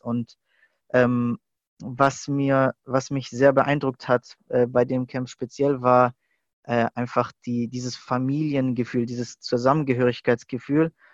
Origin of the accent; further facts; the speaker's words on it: Stuttgart, Baden-Württemberg, Germany; ich hatte eigentlich mein ganzes Leben hier in Stuttgart verbracht, in die Schule gegangen, Ausbildung